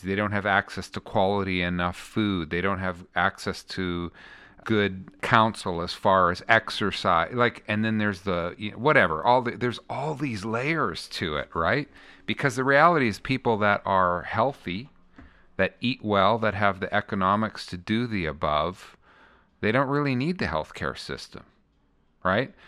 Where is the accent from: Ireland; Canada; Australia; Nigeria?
Canada; I'm the Canadian on the bus